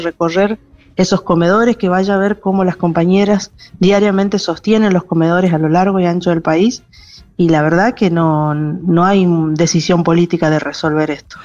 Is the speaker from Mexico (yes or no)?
no; Chaco, Argentina; Yo particularmente soy de Chaco